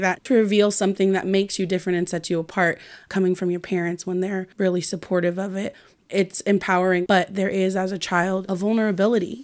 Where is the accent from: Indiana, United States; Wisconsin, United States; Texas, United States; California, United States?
California, United States; Marin; being biracial and growing up in Marin.